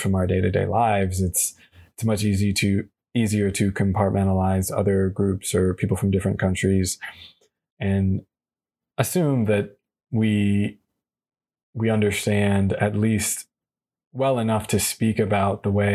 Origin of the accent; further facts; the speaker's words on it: United States; being an American